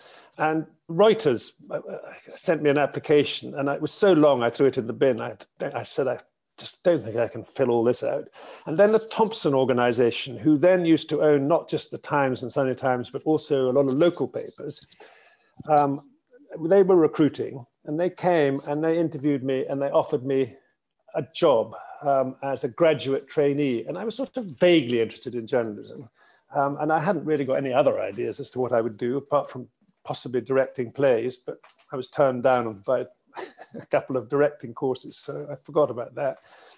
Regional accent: Pitlochry, Scotland, United Kingdom; moved away as an adult; also born or lived in Aberdeen / London / Newcastle; having grown up in Pitlochry and gone to school at Gordonstoun and then St Andrews, I wound up in Aberdeen

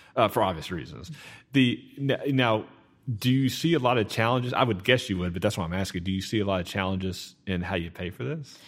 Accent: Garland, Texas, United States; now in Sachse, United States; I grew up in Garland

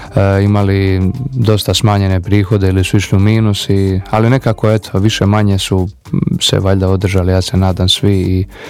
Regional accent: Šibenik, Šibenik-Knin County, Croatia; ja sam iz Šibenika

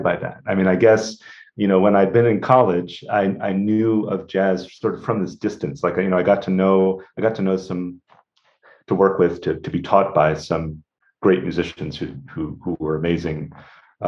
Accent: Rhode Island, United States; moved away as an adult; also born or lived in Western Massachusetts (the Valley) / Ithaca, New York / Indiana; I'm from Rhode Island originally

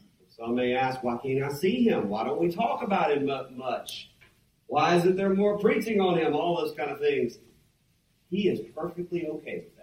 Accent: Mississippi, United States; moved away; I'm from Mississippi, where we got lots of farmers and other type people.

